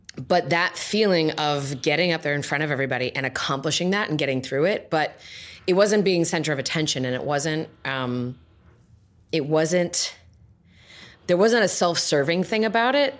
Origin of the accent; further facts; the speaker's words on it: Johnston, Rhode Island, United States; moved away; also born or lived in Providence, Rhode Island / East Providence, Rhode Island; I was born in Providence. I lived in East Providence. I went to high school in Johnston.